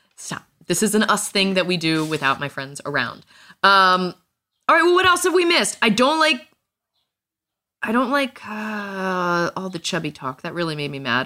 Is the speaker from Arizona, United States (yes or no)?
no; Virginia, United States; I was from Virginia